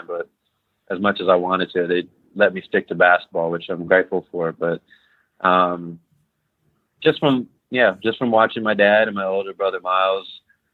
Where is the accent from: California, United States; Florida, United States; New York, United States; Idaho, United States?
California, United States; Chino Hills; moved away as an adult; also born or lived in Costa Mesa, California; I grew up in Chino Hills